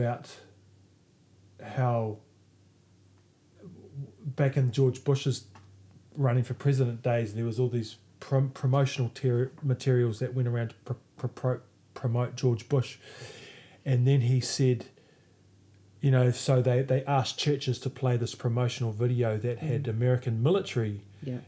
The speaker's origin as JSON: {"language": "English", "country": "New Zealand", "said": "as a Kiwi"}